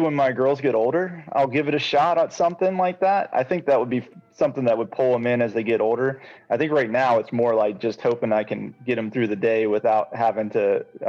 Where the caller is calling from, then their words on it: Bristol, Tennessee, United States; I'm in Bristol, Tennessee. I'm at home now.